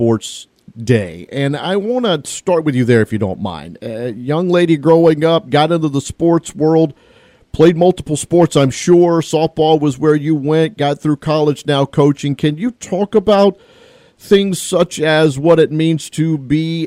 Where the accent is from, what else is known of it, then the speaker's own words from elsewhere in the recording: Senatobia, Mississippi, United States; growing up in Senatobia